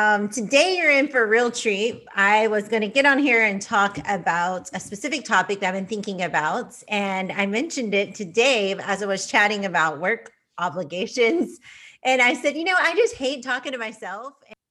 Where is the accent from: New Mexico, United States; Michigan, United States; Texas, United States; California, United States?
Texas, United States; also born or lived in Kansas; I came from Texas. I lived in Kansas and that was a new resource for me.